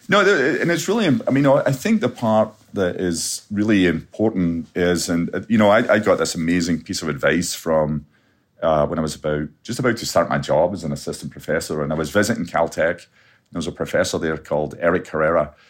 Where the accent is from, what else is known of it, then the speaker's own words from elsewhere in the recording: Scotland, United Kingdom; growing up in Scotland